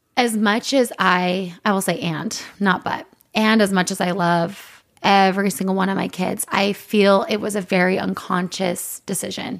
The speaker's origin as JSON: {"language": "English", "town": "Provo", "region": "Utah", "country": "United States", "said": "we're both from Provo."}